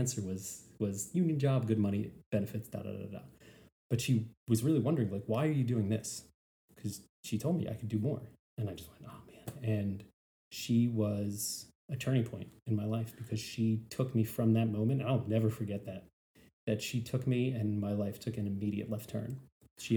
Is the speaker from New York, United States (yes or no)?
yes; New York, United States; moved away as an adult; now in Savannah, United States; I'm from New York. I was told ever since I was yay big, I live in the greatest city in the world.